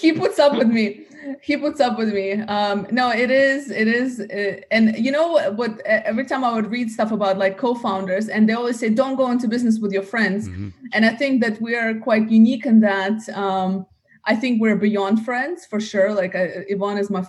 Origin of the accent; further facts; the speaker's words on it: United States; also born or lived in Russia; now in Dubai, United Arab Emirates; grew up in the US